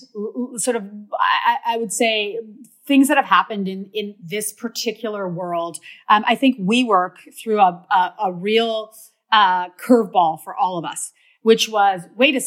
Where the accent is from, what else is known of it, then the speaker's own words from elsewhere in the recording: Canada; I'm Canadian